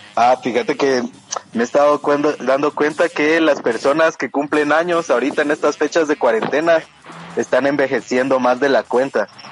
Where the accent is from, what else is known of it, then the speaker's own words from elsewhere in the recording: Guatemala; Yo soy Huaca de Guate